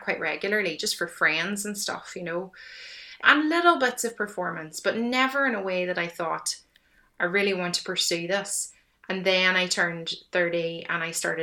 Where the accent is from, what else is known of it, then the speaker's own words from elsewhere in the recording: County Tyrone, Northern Ireland, United Kingdom; now in Limerick, Ireland; I had a very quiet experience of growing up in Northern Ireland, you know, that rural safety